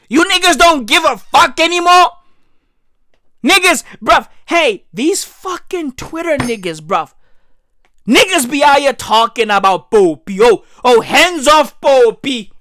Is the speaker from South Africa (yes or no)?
yes; South Africa; I'm from South Africa, yeah. Hey, we are the Rainbow Nation.